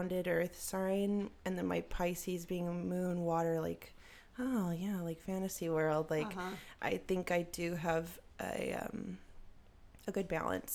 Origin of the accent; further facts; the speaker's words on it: Texas, United States; also born or lived in Germany; I am a Texas gal